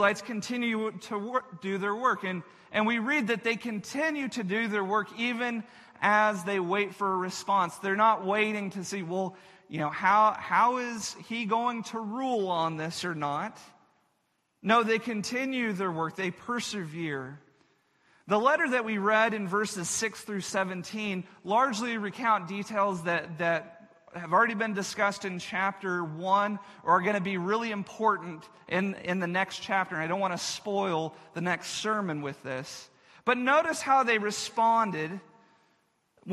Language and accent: English; Texas, United States; where I grew up in Texas